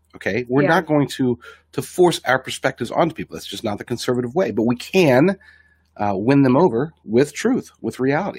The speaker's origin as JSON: {"language": "English", "region": "Oklahoma", "country": "United States", "said": "we are from Oklahoma."}